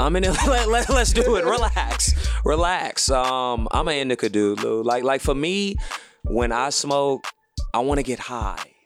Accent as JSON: {"language": "English", "town": "Houston", "region": "Texas", "country": "United States", "also_born_or_lived": "Louisiana / Atlanta", "moved": "yes", "lives_now": "Los Angeles, United States", "said": "I'm from Houston"}